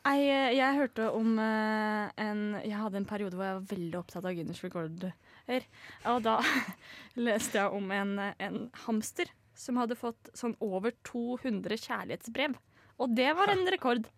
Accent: Østfold, Norway; Jeg er 21 år og kommer fra Østfold.

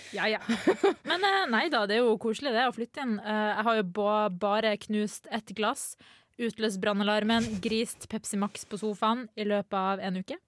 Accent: Northern Norway, Norway; now in Trondheim, Norway; Jeg er nordlending

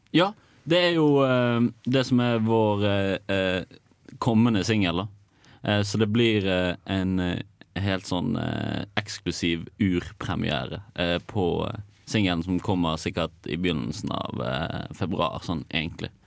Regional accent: Bergen, Vestland, Norway; den beste byen rett etter Trondheim, da. Så, altså Bergen

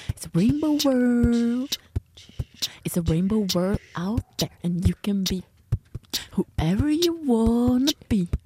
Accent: Bergen, Vestland, Norway; Men jeg kommer fra Bergen, så høsten er som regel ganske kjip.

